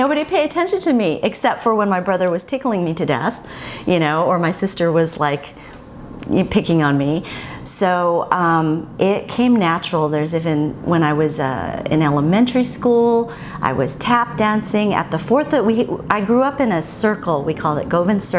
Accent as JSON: {"language": "English", "town": "Huntington Beach", "region": "California", "country": "United States", "tie": "born or raised there", "also_born_or_lived": "Inglewood, California / Hawaii", "said": "I was born in LA. I was born in Inglewood, home of the Lakers, and then they moved to Huntington Beach. So I grew up in another beach town"}